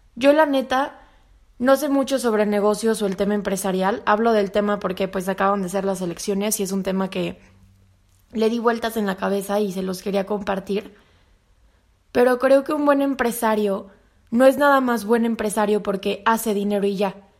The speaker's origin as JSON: {"language": "Spanish", "country": "Mexico"}